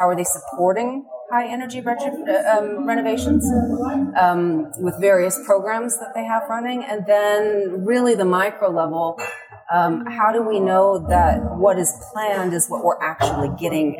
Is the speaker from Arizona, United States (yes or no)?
no; California, United States; moved away as an adult; I come originally from California. I've been on this side of the Atlantic for half of my life now